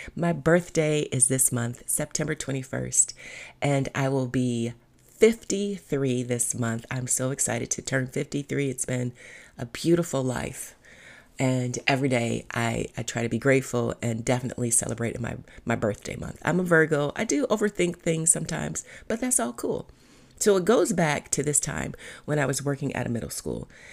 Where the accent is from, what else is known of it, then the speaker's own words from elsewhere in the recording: Cleveland, Ohio, United States; I'm from Cleveland. We say pop, not soda.